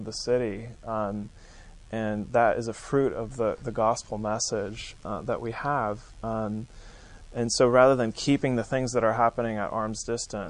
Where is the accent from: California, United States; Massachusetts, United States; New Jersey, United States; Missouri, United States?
California, United States; moved away; also born or lived in New England; I'm from California